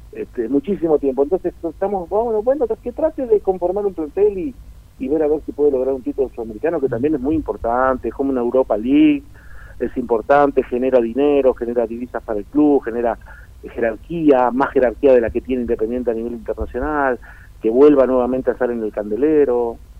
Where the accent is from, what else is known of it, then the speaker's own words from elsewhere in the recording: Uruguay; moved away; donde yo nací en mi pueblo, en Uruguay